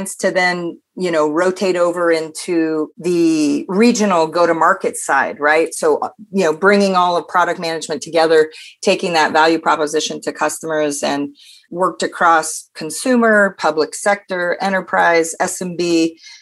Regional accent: Pacific Northwest, United States; also born or lived in Denmark; I'm originally from the Pacific Northwest

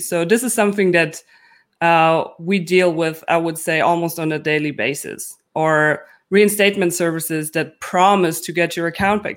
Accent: Germany

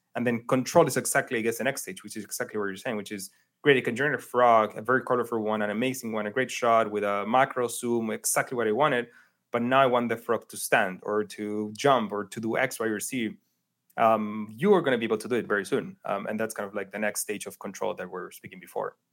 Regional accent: Chile; moved away as an adult; also born or lived in New York; I grew up in Chile

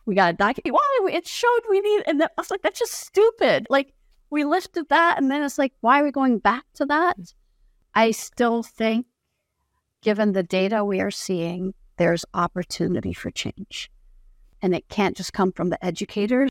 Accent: Jordan; first language Arabic; English is a second language; now in United States; I was born and raised in the Middle East, and I'm not in Jordan

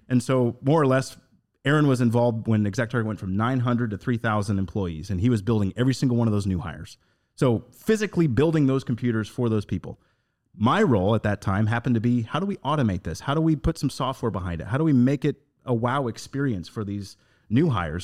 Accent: Northern Indiana, United States; Going back to my roots, I come from Northern Indiana

